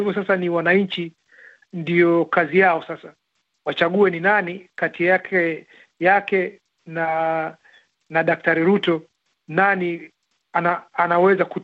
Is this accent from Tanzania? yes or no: no; Kenya; maana sote sote sote sisi ni Wakenya. Kwa hivyo at the end of the day, vile wazungu wanasema, bado sisi ni Wakenya